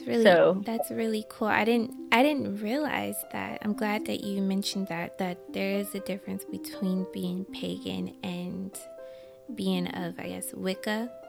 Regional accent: Michigan, United States; now in New York, United States; I'm from Michigan, but I live in New York

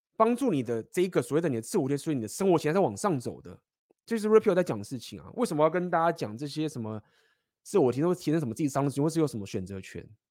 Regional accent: Taiwan; 我们台湾人

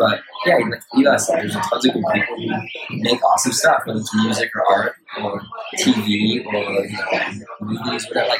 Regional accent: Los Angeles, California, United States; I'm from LA.

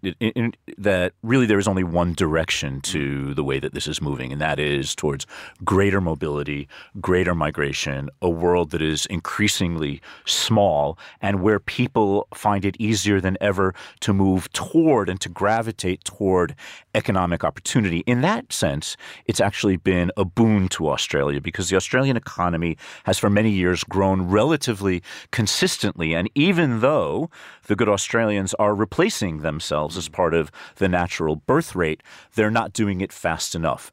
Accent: United States; moved away; my home country, the United States

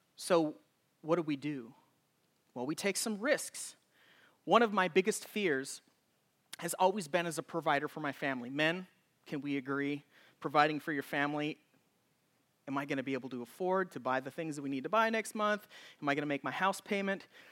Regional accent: Oregon, United States; when I was a child growing up in Oregon.

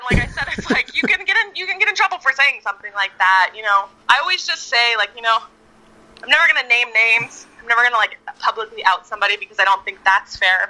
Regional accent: Victorville, California, United States; also born or lived in Apple Valley, California / Hesperia, California; now in Los Angeles, United States; I was born in Apple Valley and went to school in Hesperia. Eventually, we settled in Victorville. And then I moved from Victorville to LA at 18.

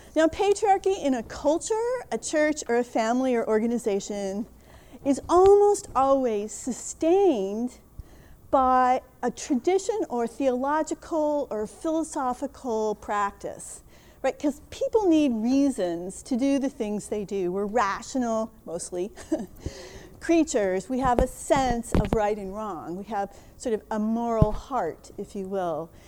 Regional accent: Minnesota, United States; I'm from Minnesota, agriculture is one of our big businesses

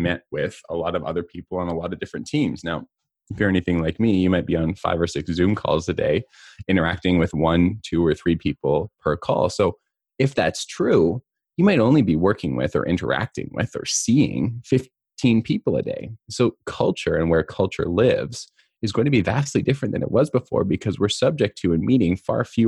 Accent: Southeast Kootenays, British Columbia, Canada; also born or lived in Cranbrook, British Columbia; the Southeast Kootenays where I grew up.

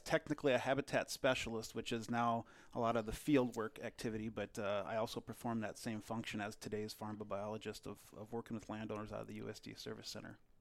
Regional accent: Delano, Minnesota, United States; I grew up in Delano, Minnesota, uh, just, uh, west of the Twin Cities

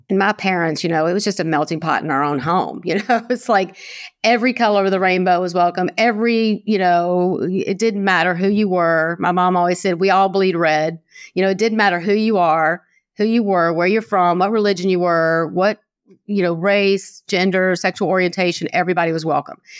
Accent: Jackson, Mississippi, United States; also born or lived in Santa Barbara; now in Los Angeles, United States; this is my hometown

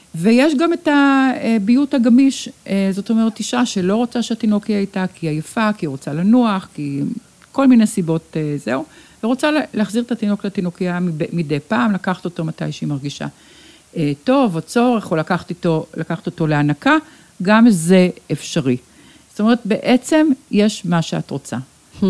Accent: Sheba Medical Center, Tel Aviv District, Israel; כאן נולדתי, כאן נולדו לי ילדיי, כאן אה, בניתי את ביתי באמת

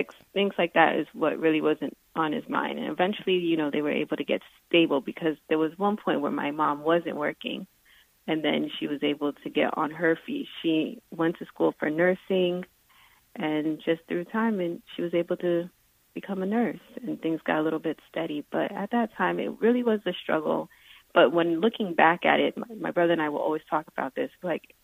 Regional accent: South Florida, United States; I mainly grew up in South Florida.

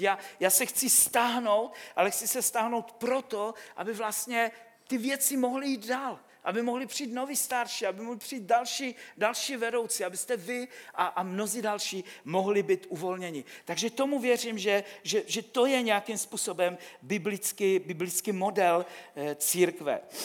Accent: Silesia, Czechia; já pocházím ze Slezska

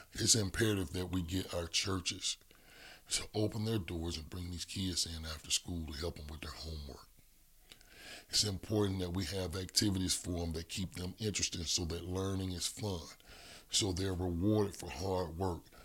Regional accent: Birmingham, Alabama, United States; I grew up in the Hillman, Hillman Estate community of Birmingham

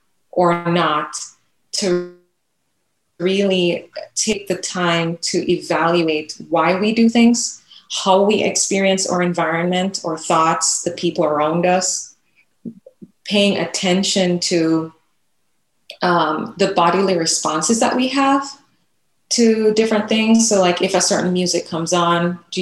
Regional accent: Jamaica; now in United States; growing up in Jamaica and just being the, just having the experience of a young Black girl

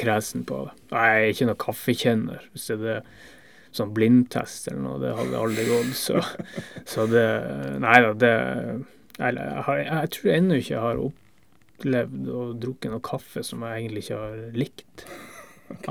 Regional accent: Northern Norway, Norway; accent: Northern Norwegian dialect; now in Denmark

